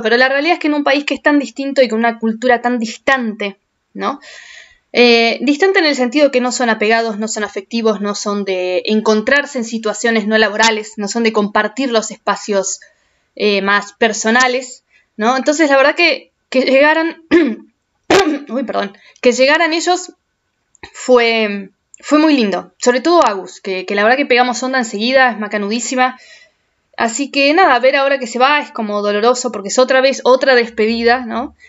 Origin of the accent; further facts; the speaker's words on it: Argentina; moved away as an adult; los argentinos somos querendones, los argentinos somos, somos de aferrarnos a la gente